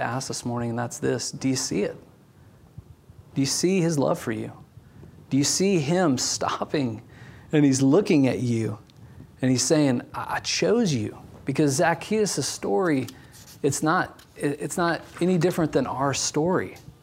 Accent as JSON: {"language": "English", "region": "Indiana", "country": "United States", "tie": "born or raised there", "said": "as we drove down the main street of my hometown"}